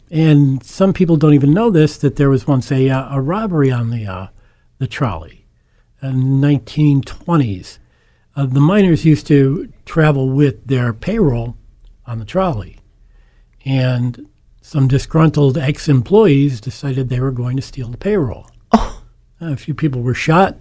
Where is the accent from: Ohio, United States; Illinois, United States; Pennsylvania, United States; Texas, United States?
Pennsylvania, United States; Scranton; born and raised in Scranton, uh, one of eight children of, educated in the Scranton School District and went to the University of Scranton